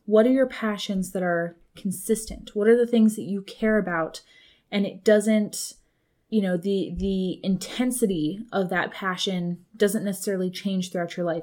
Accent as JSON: {"language": "English", "region": "Colorado", "country": "United States", "tie": "born or raised there", "moved": "yes", "lives_now": "California, United States", "said": "my hometown"}